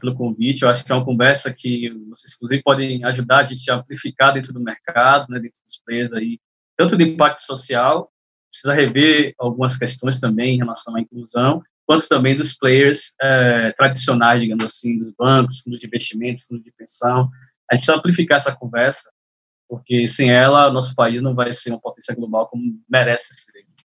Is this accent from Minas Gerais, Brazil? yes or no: no; Salvador, Bahia, Brazil; Eu sou de Salvador, mas eu ando muito em São Paulo.